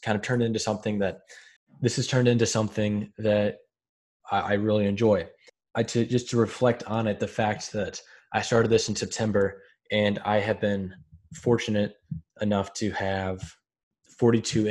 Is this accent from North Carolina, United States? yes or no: no; Southern Illinois, United States; I'm from Southern Illinois